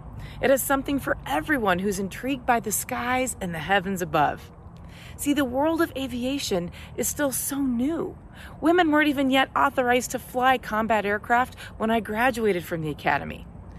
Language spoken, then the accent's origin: English; Colorado, United States; from my home state of Colorado, USA.